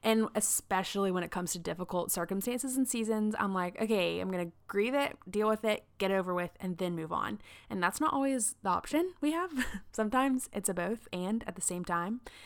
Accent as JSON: {"language": "English", "region": "South Carolina", "country": "United States", "tie": "born or raised there", "said": "I grew up in South Carolina, like, very much in the Bible Belt"}